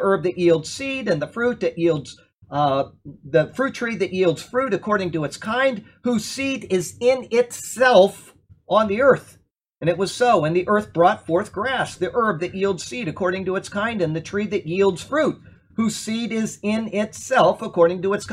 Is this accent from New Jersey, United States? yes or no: no; Sarasota, Florida, United States; I was raised here in Sarasota, and I went to Philippi Shores Elementary School